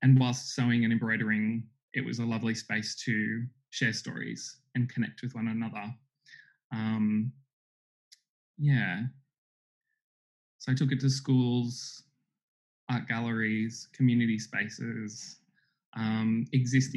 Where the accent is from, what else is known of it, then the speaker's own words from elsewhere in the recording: Sydney, New South Wales, Australia; my growing up on Darug country here in a rural part of Sydney